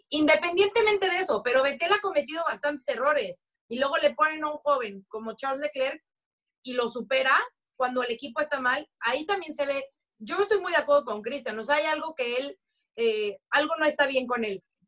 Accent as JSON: {"language": "Spanish", "country": "Mexico", "said": "como mexicanos, como latinos"}